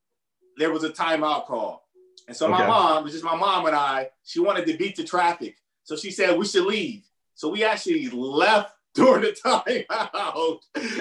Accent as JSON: {"language": "English", "town": "Warren", "region": "Ohio", "country": "United States", "tie": "born or raised there", "said": "growing up in Warren, Ohio, about 45 minutes from Cleveland"}